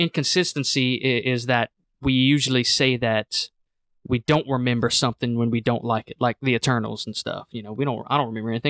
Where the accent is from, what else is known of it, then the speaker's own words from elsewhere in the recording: United States; we're both Irish and we're both American, and we're drinking Guinness in America right now.